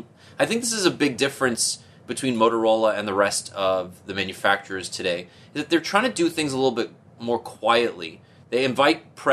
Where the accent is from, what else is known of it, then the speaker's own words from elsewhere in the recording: Canada; As a Canadian